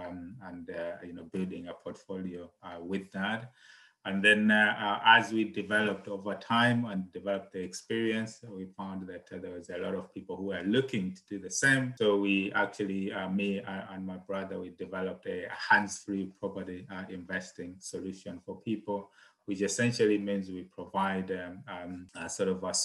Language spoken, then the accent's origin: English; Malawi; moved away; I'm originally from Malawi.